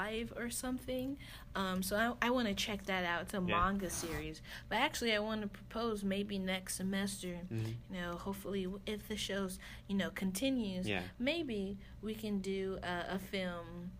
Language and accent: English; United States; I'm an American